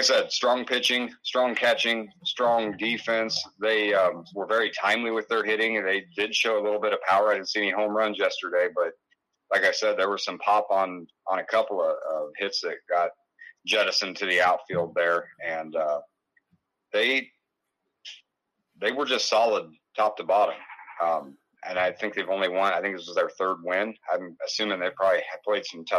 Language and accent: English; Illinois, United States; now in Crawfordsville, Iowa, United States; when I was growing up in Illinois